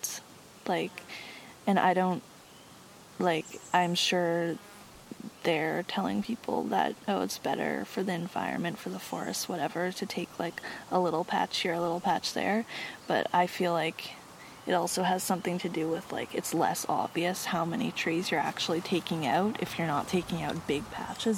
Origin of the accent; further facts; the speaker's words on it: Cortes Island, British Columbia, Canada; growing up on Cortes